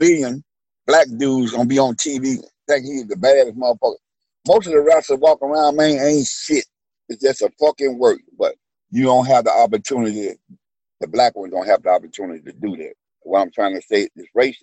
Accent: Memphis, Tennessee, United States; when I was growing up in Memphis, Tennessee

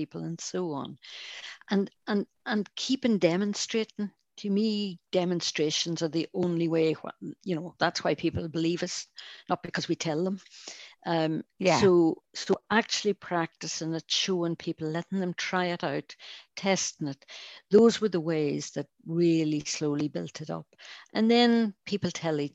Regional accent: Northern Ireland, United Kingdom; accent: Irish; now in Scotland, United Kingdom; I found growing up in Northern Ireland

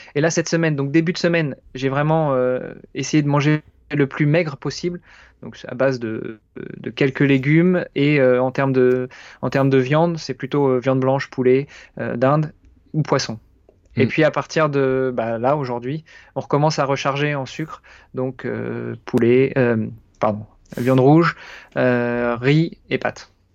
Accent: France; moved away as an adult; now in Luxembourg; français, franco-italien exactement, et je réside au Luxembourg depuis une douzaine d'années

